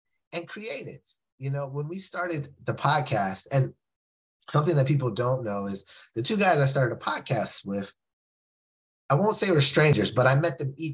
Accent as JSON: {"language": "English", "region": "West Coast", "country": "United States", "said": "I was from the West Coast"}